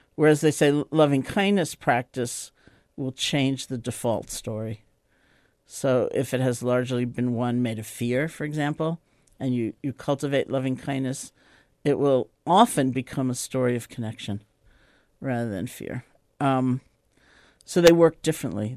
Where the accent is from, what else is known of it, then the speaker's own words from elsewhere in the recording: New York City, New York, United States; I grew up in New York City, in Washington Heights